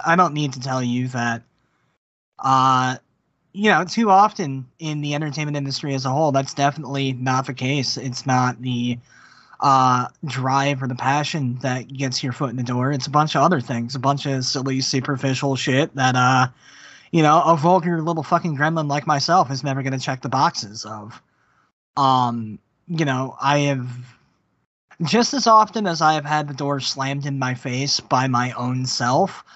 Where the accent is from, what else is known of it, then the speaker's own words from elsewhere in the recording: United States; we're American men